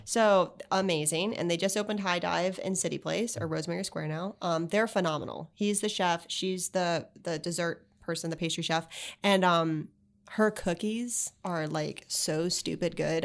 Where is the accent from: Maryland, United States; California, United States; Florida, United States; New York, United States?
Florida, United States; Palm Beach; also born or lived in Miami / Gainesville / Charlotte; I was born in Miami. I moved up here after Hurricane Andrew. So I really grew up in Palm Beach